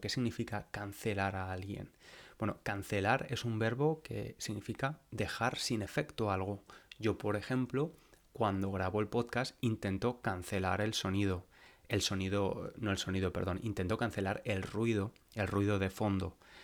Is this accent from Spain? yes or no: yes; Valencia, Valencian Community, Spain; moved away as an adult; now in London, United Kingdom; Valencia, a mi ciudad natal, a la ciudad donde nací y crecí